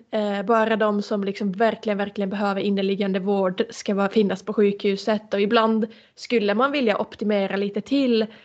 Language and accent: Swedish; Finland; moved away; bo i min hemstad